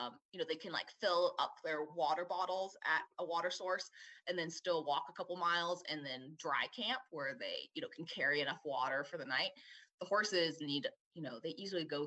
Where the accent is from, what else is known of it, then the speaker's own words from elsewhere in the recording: Southern California, United States; growing up in SoCal